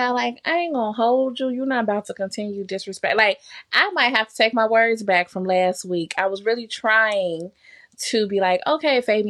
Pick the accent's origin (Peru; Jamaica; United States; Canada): Jamaica; all the Jamaicans I know outside of my family, just other Jamaicans that I know, we did all grow up with this tough love thing.